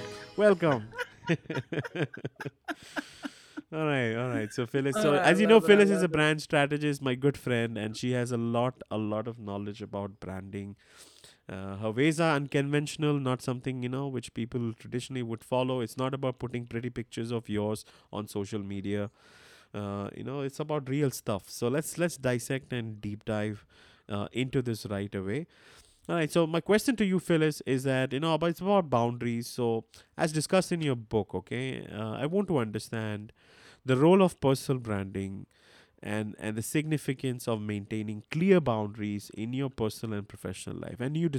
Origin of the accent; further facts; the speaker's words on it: India; English is a second language; I'm not from Germany. I am from India. A lot of people misunderstand my accent thinking I'm German. I'm not.